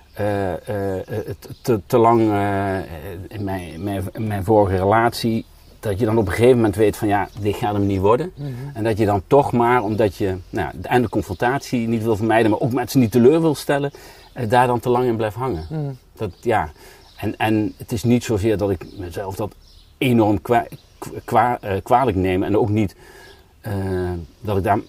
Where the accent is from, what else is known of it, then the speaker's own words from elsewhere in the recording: Spijk, Gelderland, Netherlands; moved away; Maar dat is Spijk. dat ligt nog een dorp ervoor. Ja. Maar daar ben ik eh, opgegroeid